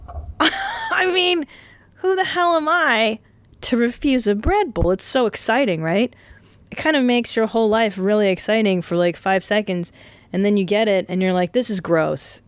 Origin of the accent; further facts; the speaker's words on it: California, United States; also born or lived in Windsor, Ontario, Canada; I was raised in California, but the first four lives of my, four lives, four years of my life were spent in Canada